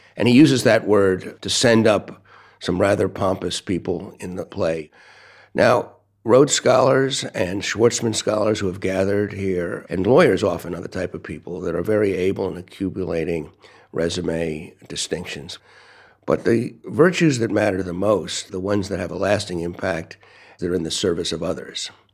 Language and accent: English; United States; also born or lived in Brooklyn, New York / Washington, D.C.; I'm from the United States.